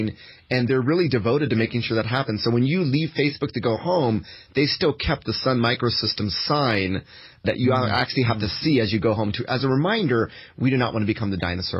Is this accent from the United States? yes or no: yes; United States; also born or lived in Japan; As an American, I'm pretty unique in that after I graduated from college, I went out to Japan, where I lived for 15 years